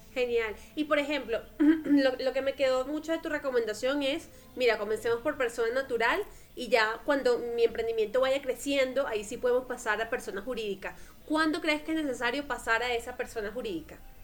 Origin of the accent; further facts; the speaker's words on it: Venezuela; now in Colombia; yo soy venezolana